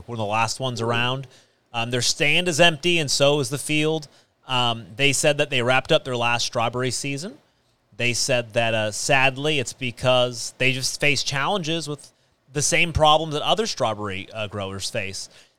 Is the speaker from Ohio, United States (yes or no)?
no; Clovis, California, United States; I grew up in Clovis.